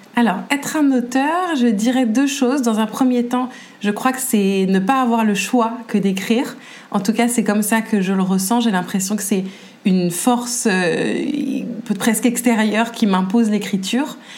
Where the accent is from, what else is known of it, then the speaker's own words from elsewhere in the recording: Paris, Île-de-France, France; je suis née à Paris et je vis toujours à Paris